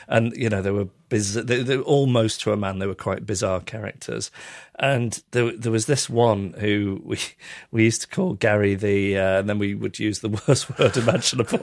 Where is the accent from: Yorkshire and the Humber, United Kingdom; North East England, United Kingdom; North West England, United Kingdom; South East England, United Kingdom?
North West England, United Kingdom; Macclesfield; also born or lived in Withington, Manchester; I was born in Withington, but I was actually brought up just south of Manchester in Macclesfield